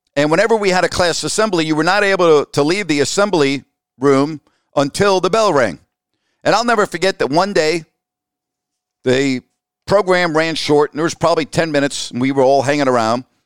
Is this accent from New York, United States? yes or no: yes; Syosset, New York, United States; moved away; had I not grown up in New York